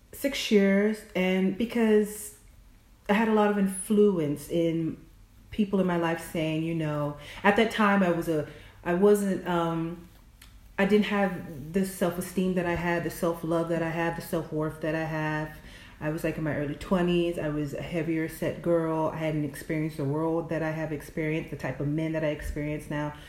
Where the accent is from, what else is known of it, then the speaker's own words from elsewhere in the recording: the South, United States; I'm from the South